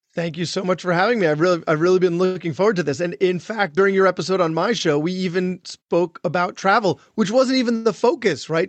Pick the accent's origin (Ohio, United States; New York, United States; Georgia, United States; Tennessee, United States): New York, United States; Long Island; I grew up on Long Island and never expected to be back there, but, but here I am